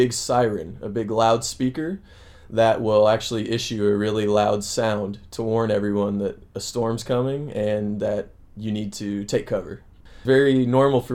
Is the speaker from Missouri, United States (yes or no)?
yes; Springfield, Missouri, United States; moved away as an adult; now in Chile; I'm from Missouri in the United States. I'm actually from a city called Springfield